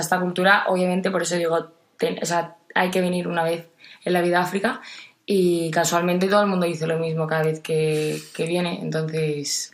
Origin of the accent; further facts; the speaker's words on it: Jerez de la Frontera, Andalusia, Spain; soy de Jerez de la Frontera